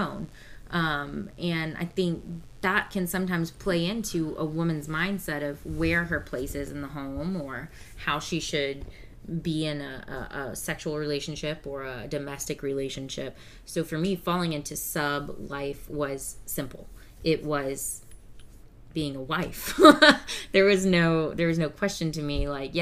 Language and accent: English; the South, United States; accent: Southern; I don't know if y'all can tell from our accents. We're from the South